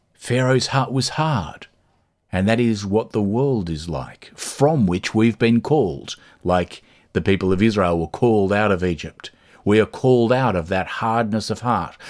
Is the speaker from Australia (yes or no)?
yes; Australia; now in Dublin, Ireland; when I grew up in Australia